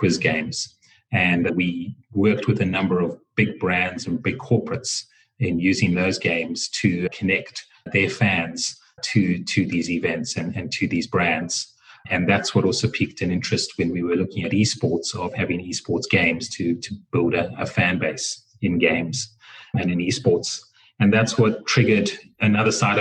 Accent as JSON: {"language": "English", "region": "Harare", "country": "Zimbabwe", "tie": "born or raised there", "moved": "yes", "lives_now": "Johannesburg, South Africa", "said": "I come from Zimbabwe originally. I was born in Harare, and I grew up there"}